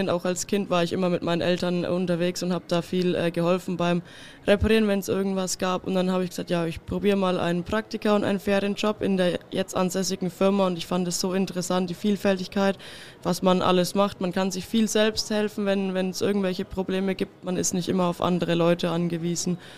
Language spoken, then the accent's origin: German; Kitzingen, Bavaria, Germany; ich komme aus Kitzingen